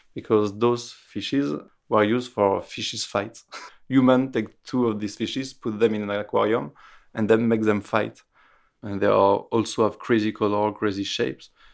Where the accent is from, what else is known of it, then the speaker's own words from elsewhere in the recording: Roanne, Auvergne-Rhône-Alpes, France; English is a second language; now in Paris, France; I was born in Roanne, a small city in the middle of France, near Lyon